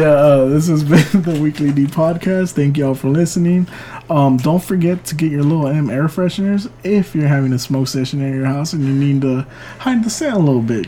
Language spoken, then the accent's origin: English; California, United States; now in Rosenberg, United States; I was born in California